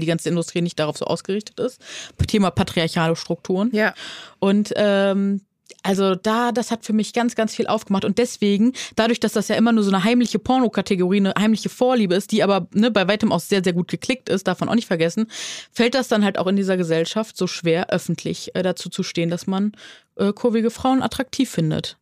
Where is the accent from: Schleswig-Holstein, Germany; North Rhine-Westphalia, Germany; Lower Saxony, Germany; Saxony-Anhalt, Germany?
North Rhine-Westphalia, Germany; Neuss; accent: Rhinelander; da kommt der Rheinländer in mir durch. Ich komme ja von Nüss, aus Nüss